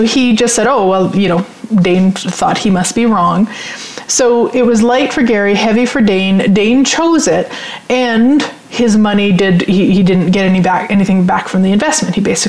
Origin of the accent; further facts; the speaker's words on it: Sherwood Park, Alberta, Canada; I'm from Sherwood Park, so I'm familiar.